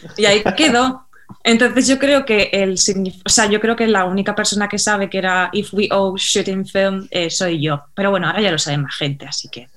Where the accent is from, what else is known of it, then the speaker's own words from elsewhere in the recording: Mallorca, Balearic Islands, Spain; yo soy de Mallorca